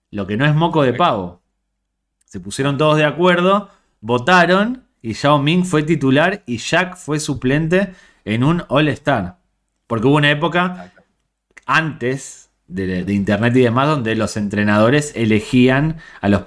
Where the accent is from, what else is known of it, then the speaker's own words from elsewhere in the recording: Spain; Acá me pongo en modo soy española que quieres que te gane